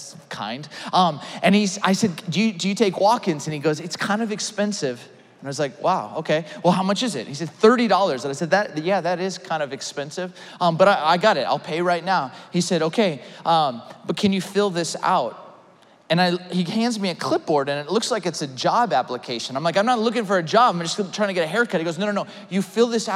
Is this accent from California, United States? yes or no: yes; Ventura County, California, United States; also born or lived in Orange County, California; I grew up in Ventura County, California, went to school in Orange County